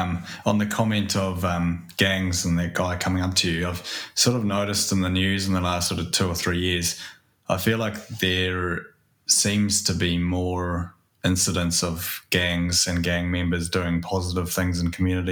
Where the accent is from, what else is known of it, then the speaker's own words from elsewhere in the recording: Hamilton, Waikato, New Zealand; I grew up in Hamilton